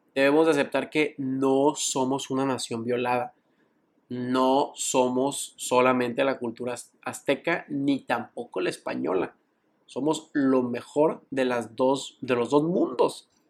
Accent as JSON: {"language": "Spanish", "country": "Mexico"}